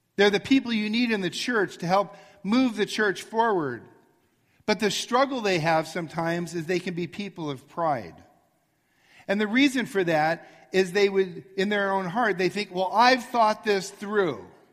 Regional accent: Arcadia, California, United States; I grew up in Arcadia, and on Baldwin Avenue

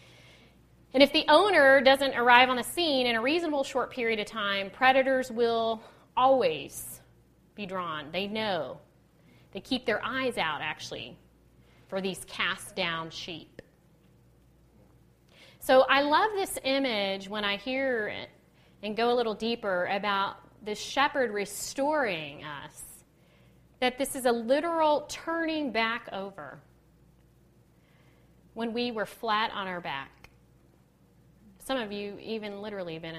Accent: Texas, United States; I'm from Texas

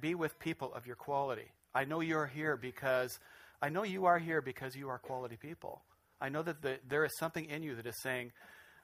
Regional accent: Spokane, Washington, United States; moved away; I grew up in Spokane

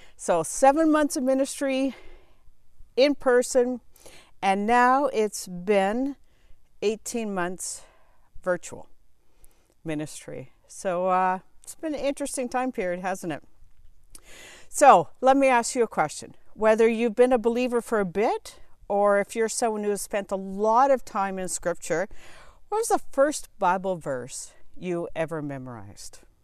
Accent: Southern Ontario, Canada; moved away as an adult; also born or lived in Asia / Boston; I was born and raised in Southern Ontario

